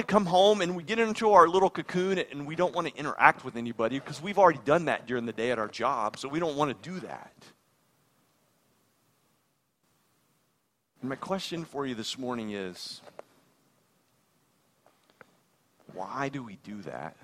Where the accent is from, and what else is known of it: United States